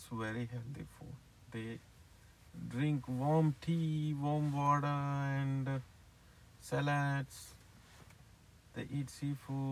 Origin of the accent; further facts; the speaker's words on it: India; I'm from India